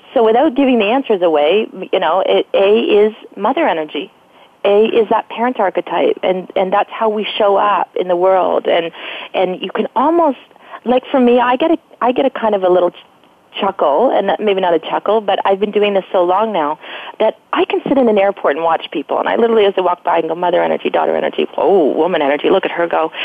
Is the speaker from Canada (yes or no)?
yes; Canada; I'm Canadian